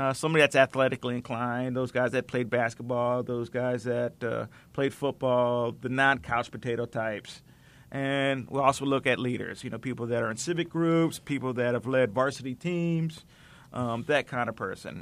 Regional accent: Norwalk, Connecticut, United States; I'm actually from Norway, Connecticut

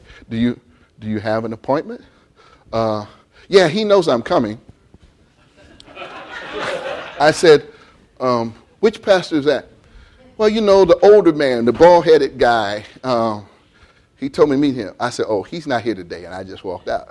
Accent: Columbus, Ohio, United States; I grew up in Columbus, Ohio, when it was still very much farming land.

